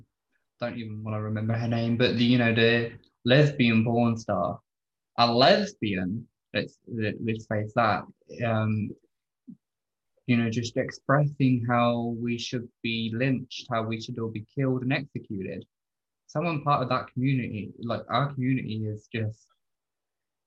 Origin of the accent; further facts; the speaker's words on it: United Kingdom; I grew up in a really rough area. I'm from Lee Park, you know, we're a very notorious community.